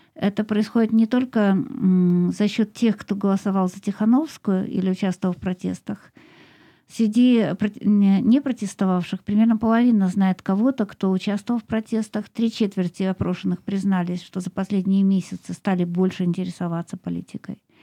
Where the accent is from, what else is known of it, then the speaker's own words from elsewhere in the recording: Moscow, Russia; я из России, и большую часть своей жизни прожила в Москве